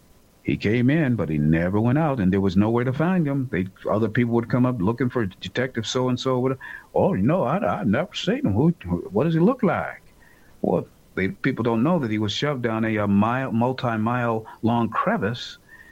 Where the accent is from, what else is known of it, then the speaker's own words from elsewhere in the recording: United States; And I hate to say it as an American who happens to be black, but it's the truth.